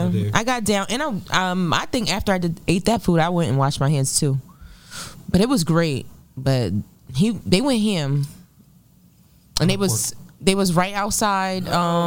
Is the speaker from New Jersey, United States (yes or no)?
yes; Willingboro, New Jersey, United States; I'm from Willingboro.